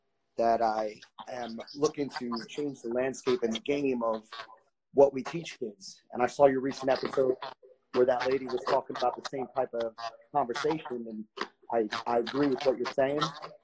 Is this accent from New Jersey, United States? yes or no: yes; Asbury Park, New Jersey, United States; I'm born and raised Asbury oh. Park.